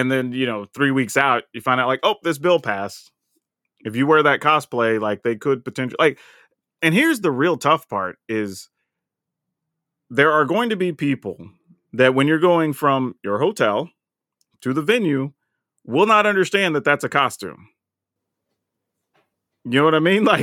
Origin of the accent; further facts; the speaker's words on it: the South, United States; And, and dude, and I felt that way growing up in the South.